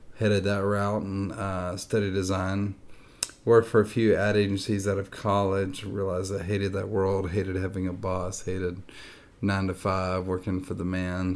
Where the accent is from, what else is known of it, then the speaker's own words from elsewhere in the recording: Nashville, Tennessee, United States; I grew up in Nashville, Tennessee. I'm actually from Nashville